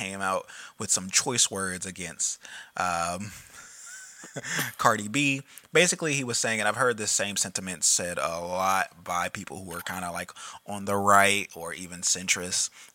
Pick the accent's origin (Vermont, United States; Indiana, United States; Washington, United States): Indiana, United States; Indianapolis; I grew up in Indianapolis